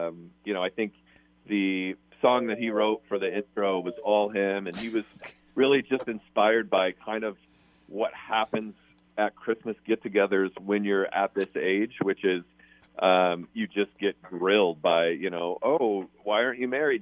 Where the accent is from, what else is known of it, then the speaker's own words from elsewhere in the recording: Des Moines, Iowa, United States; moved away; So I'm from Des Moines, Iowa, and one of my best friends who I went to college with is still there